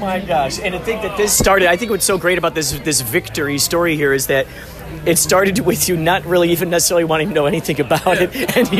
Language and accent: English; Carol Stream, Illinois, United States; I'm from Illinois. Carroll Stream. Do you know where Carroll Stream is? It's like northwest suburb of Chicago.